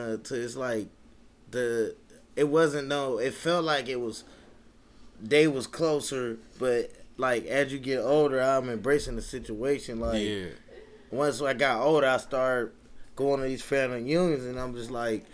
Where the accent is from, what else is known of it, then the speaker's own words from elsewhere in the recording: Cleveland, Ohio, United States; also born or lived in Warrensville Heights, Ohio; I was from Kinsman, you know, in the valley